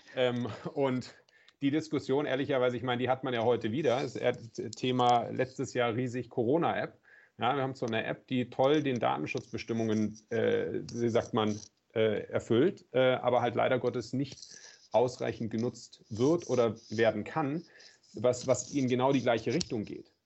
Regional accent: Southern Germany, Germany; Ich bin ja im Süden groß geworden. Äh, in der Nähe von den Bergen

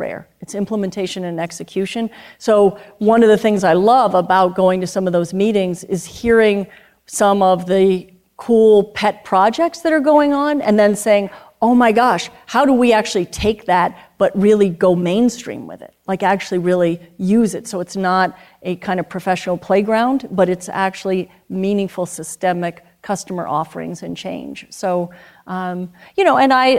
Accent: New York City, New York, United States; now in Vermont, United States; I grew up in Manhattan

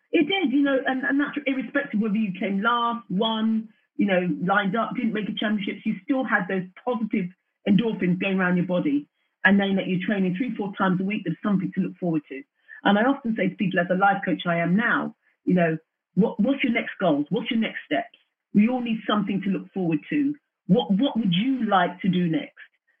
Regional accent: Wembley, London, United Kingdom; I'm from Wembley and I was a 12-year-old little girl that went down the track with my mum

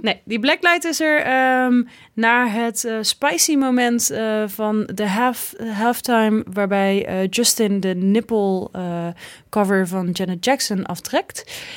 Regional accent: Tilburg, North Brabant, Netherlands; het pittoreske Tilburg gebeuren, waar ik vandaan kom

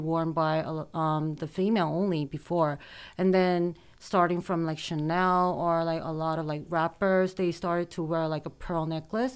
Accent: South Korea; also born or lived in United States; I was born in the States, but I grew up in Korea.

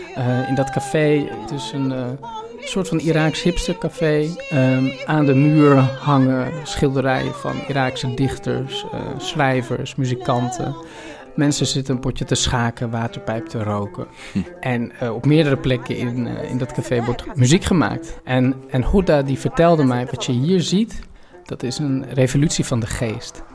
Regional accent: Amsterdam, North Holland, Netherlands; ik kom uit Amsterdam, ik kom uit Nederland.

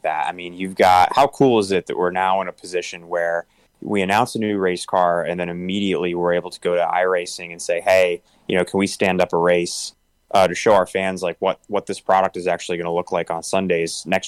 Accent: Syracuse, New York, United States; growing up in Syracuse, New York

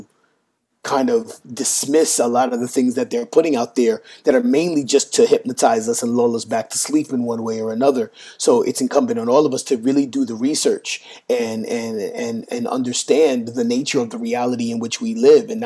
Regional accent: New York City, New York, United States; I grew up with in New York City

